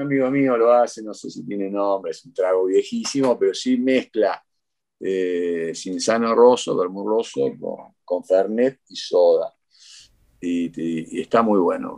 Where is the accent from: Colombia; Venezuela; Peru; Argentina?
Argentina; moved away as an adult; also born or lived in Cuba; now in Costa Rica; casi como argentino